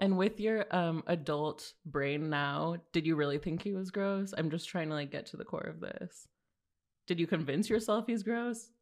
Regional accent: Los Angeles, California, United States; now in New York, United States; I'm from California.

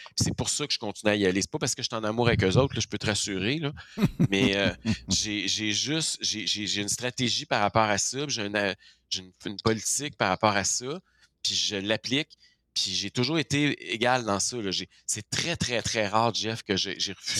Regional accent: Quebec, Canada

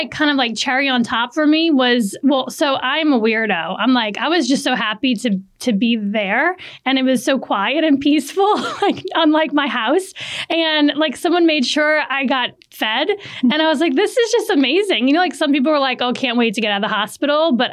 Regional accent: New Orleans, Louisiana, United States; moved away as an adult; now in Saratoga Springs, United States; I'm from New Orleans

